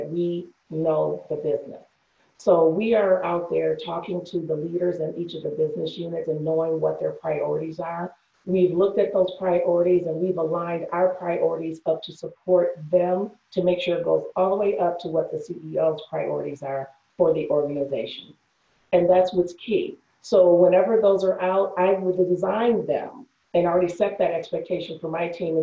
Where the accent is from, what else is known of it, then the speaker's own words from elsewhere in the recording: Detroit, Michigan, United States; I'm from Michigan